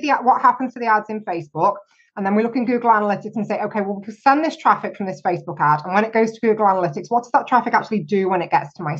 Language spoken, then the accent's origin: English; United Kingdom; me being terribly British